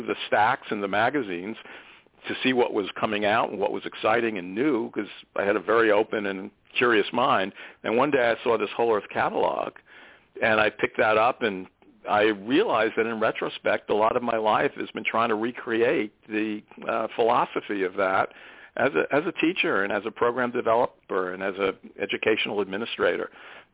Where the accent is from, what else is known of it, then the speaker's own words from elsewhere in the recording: South Shore of Long Island, New York, United States; I grew up on the South Shore of Long Island